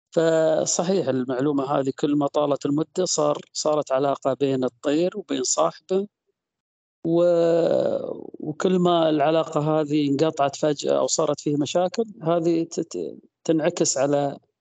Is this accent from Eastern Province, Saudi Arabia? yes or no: yes; Al-Ahsa, Eastern Province, Saudi Arabia; وأنا صغير كنت أطلع أطلع أروح الأسواق الشعبية زي عندنا في الأحساء سوق الخميس